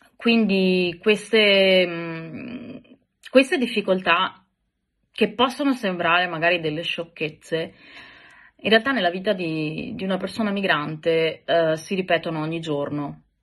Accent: Italy; moved away; also born or lived in Greece; nel mio paese, quindi in Italia

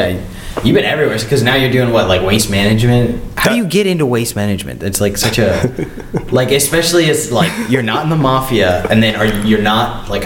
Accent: Tampa, Florida, United States; Tampa native.

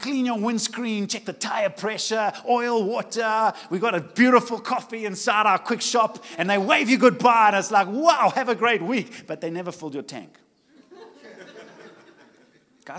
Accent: Richards Bay, KwaZulu-Natal, South Africa; I come from Richards Bay, and it's hot.

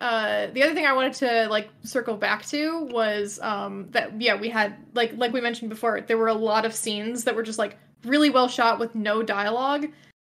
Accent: United States; as an American person

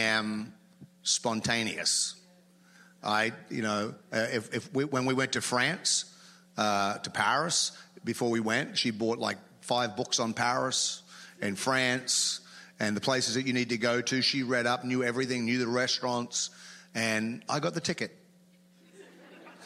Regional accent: Australia; moved away; as an Australian

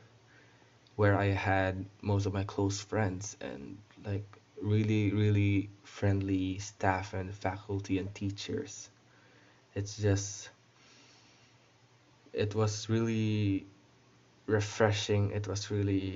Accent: Bacolod, Western Visayas, Philippines; also born or lived in Netherlands; I was born in the Netherlands and was raised here in the Philippines. So yeah, I know how to speak Tagalog naman, marunong naman ako, and I know how to speak Ilonggo because I live in Bacolod.

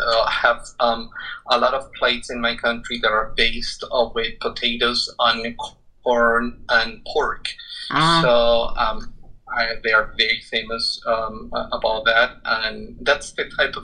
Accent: Quito, Pichincha, Ecuador; moved away; I'm originally from Quito, Ecuador. And okay. In Ecuador, the capital city, it's in a very high altitude in the Andes Mountains.

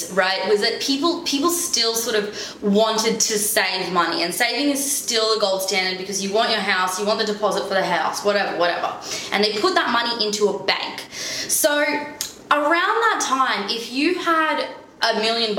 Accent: Omsk, Omsk Oblast, Russia; now in Australia; in Russia anyway, in Omsk, where I'm from

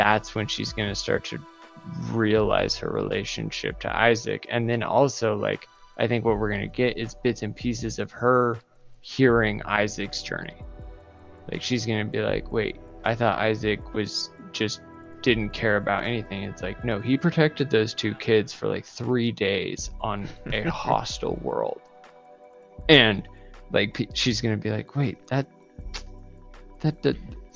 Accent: Idaho, United States; I grew up in Idaho

